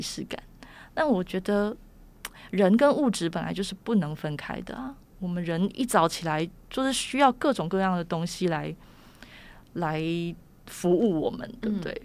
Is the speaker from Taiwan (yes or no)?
yes; Taiwan; 我们台湾人